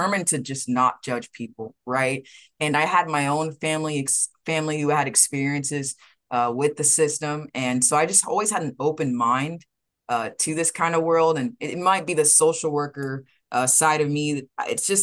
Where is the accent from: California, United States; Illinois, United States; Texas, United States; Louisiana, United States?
Texas, United States; Austin; now in Houston, United States; I'm a true blue Texan. I'm originally from Austin, Texas